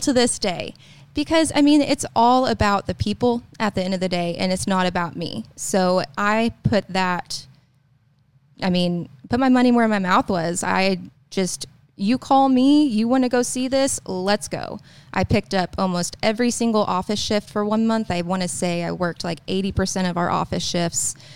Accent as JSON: {"language": "English", "town": "Tulsa", "region": "Oklahoma", "country": "United States", "also_born_or_lived": "Poteau, Oklahoma", "moved": "as an adult", "lives_now": "Tahlequah, United States", "said": "I'm not from there. I'm from Tulsa, like, small town."}